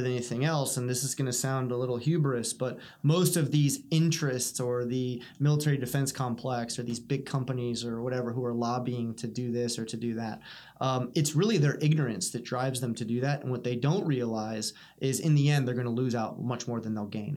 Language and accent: English; United States; as an American